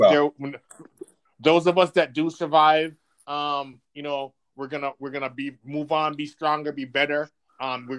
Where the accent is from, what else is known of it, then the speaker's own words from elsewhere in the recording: Jamaica; now in Rochester, United States; I wasn't born here. I was born in Jamaica. Moved here to Rochester probably 22 years ago